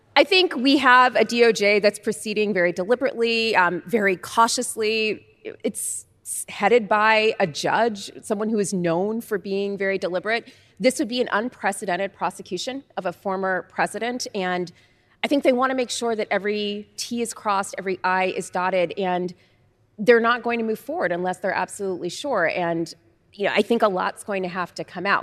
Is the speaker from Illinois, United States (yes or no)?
no; Oakland, California, United States; moved away; back in Oakland, back home